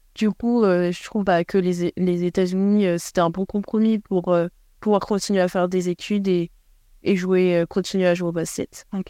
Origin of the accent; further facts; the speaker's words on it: Paris, Île-de-France, France; moved away as an adult; now in Rhode Island, United States; je suis parisienne, donc je je m'éloignais pas trop de chez moi